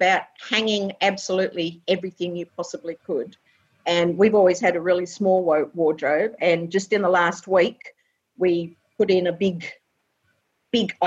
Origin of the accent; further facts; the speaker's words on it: Perth, Western Australia, Australia; also born or lived in England / Chidlow; now in Ballybally, Australia; I was born in England originally and came to Australia when I was 3, but we've always lived in Perth, around Perth